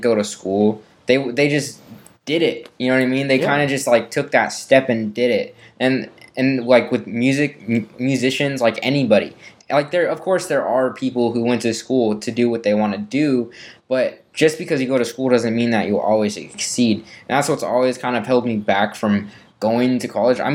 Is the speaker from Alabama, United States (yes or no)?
no; Vallejo, California, United States; here in my hometown of Vallejo, California